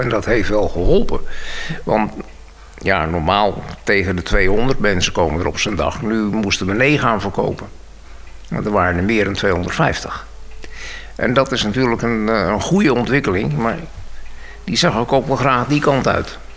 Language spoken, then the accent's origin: Dutch; Bussum, North Holland, Netherlands; moved away as an adult; also born or lived in Weesp / Edam-Volendam / Oegstgeest / Noordwijk; now in Nieuwpoort, Netherlands; Ik ben geboren in Bussum. En uh, Bussum op school gegaan